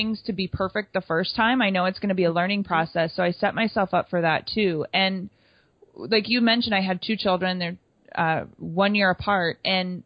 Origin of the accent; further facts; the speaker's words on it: Wisconsin, United States; I grew up in Wisconsin